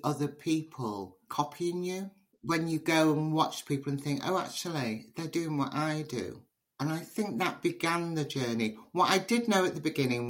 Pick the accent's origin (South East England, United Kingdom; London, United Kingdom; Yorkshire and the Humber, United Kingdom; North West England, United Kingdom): North West England, United Kingdom; Liverpool; being part Nigerian and Liverpudlian